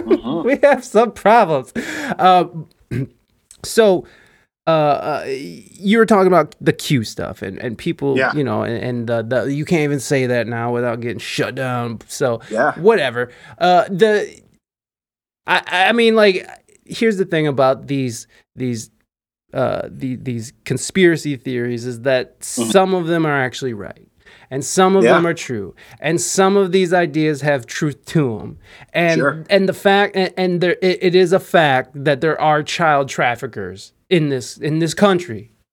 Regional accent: Ohio, United States; That's where I used to live, and I moved back to Ohio from San Diego, California.

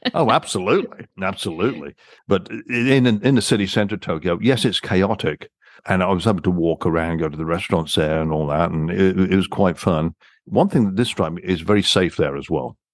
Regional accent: England, United Kingdom; moved away as an adult; also born or lived in Canada; French was mandatory for me growing up in England

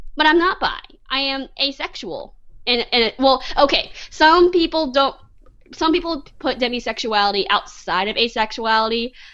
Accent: Texas, United States; I'm Texan. I grew up here in Texas. I grew up in the South.

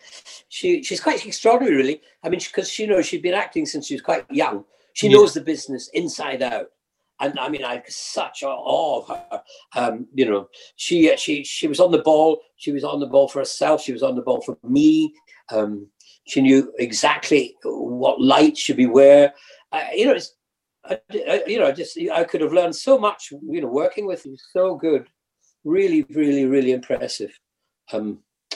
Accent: the Highlands, Scotland, United Kingdom; moved away; I come from the Highlands

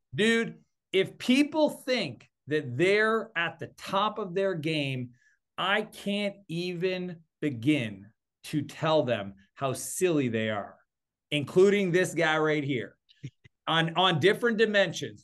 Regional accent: East Coast of Canada, Atlantic Canada, Canada; I'm Canadian, well, I grew up on the East Coast

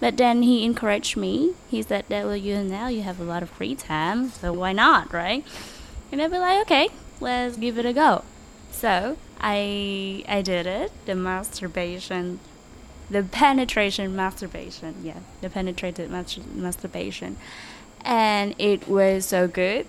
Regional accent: Ho Chi Minh City, Vietnam; I'm from Saigon, born and raised here in Saigon

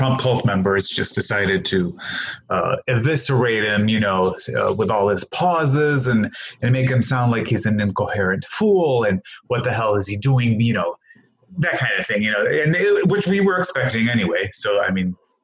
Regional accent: Greece; also born or lived in Hammond, Indiana; now in United States; I grew up in Greece

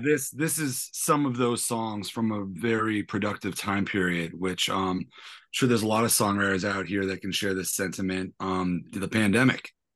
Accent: San Francisco, California, United States; also born or lived in New York / London; I always kinda ended up back where I'm from, which I was born and raised in San Francisco

